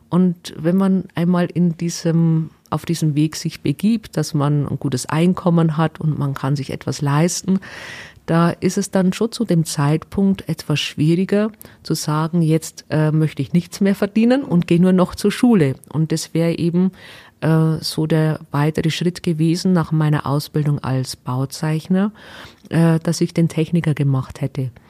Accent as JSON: {"language": "German", "town": "Waldkirch", "region": "Bavaria", "country": "Germany", "tie": "born or raised there", "said": "Also ich bin aufgewachsen in Waldkirch in der Gemeinde Georgenberg, nahe äh, Flossenbürg. Und äh, ja, eigentlich ein kleines Dorf, wo keiner fast kennt."}